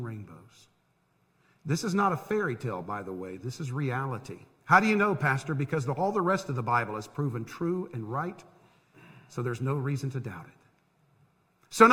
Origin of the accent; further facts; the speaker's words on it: Tampa, Florida, United States; moved away as an adult; now in Harrisburg, United States; I grew up in Tampa.